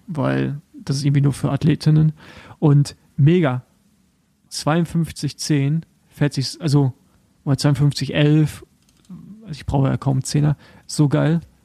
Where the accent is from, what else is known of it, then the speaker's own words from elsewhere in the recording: the East, eastern Germany, Germany; da, wo ich herkomme, also so aus dem Osten